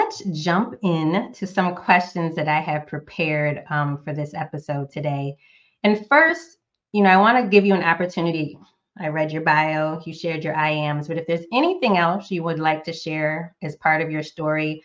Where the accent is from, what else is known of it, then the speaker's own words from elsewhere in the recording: Northeast United States, United States; now in Southern United States; I'm a current Southerner, but I was born and raised in the Northeast United States